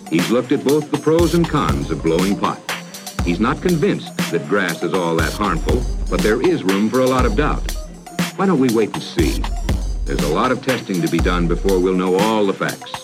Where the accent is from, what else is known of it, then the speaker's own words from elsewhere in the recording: Colombia; I'm from Colombia.